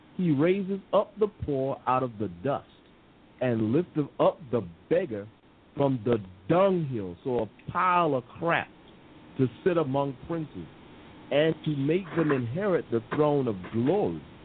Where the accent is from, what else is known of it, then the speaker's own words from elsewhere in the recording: United States; moved away as an adult; now in England, United Kingdom; I'm the American here in England